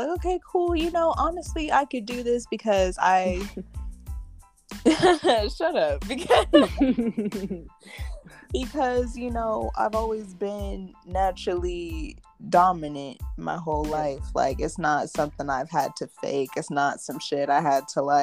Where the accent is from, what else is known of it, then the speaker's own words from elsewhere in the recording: California, United States; I'm from California